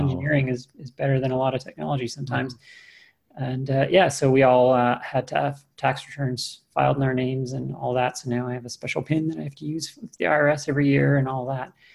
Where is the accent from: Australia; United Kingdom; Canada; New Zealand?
Canada; now in United States; I have a U.S. green card, but uh, I am Canadian